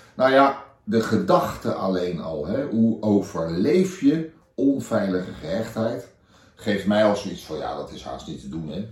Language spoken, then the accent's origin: Dutch; The Hague, South Holland, Netherlands; ik kom uit Den Haag.